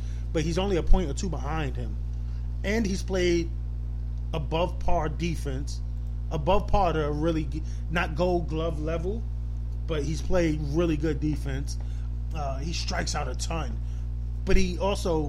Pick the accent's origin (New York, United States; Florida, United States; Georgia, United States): New York, United States; New York City; I played basketball growing up in New York City